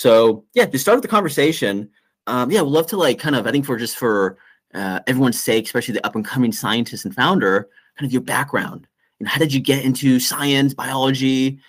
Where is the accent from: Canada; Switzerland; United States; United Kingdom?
United States; Orange County, California; I grew up in Orange County